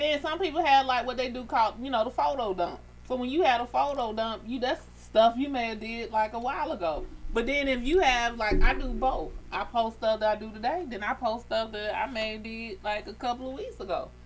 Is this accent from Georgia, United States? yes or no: yes; Atlanta, Georgia, United States; I grew up in Atlanta in the streets